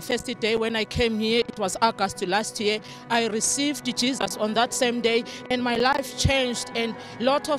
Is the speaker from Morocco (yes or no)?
no; Zimbabwe; now in Gezina, South Africa; Yes, that's South Africa, but originally I come from Zimbabwe.